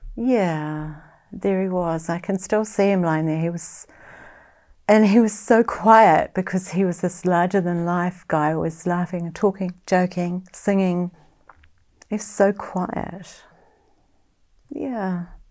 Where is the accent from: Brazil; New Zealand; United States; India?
New Zealand; Auckland; now in Far North, New Zealand; I live in the far north. I grew up in West Auckland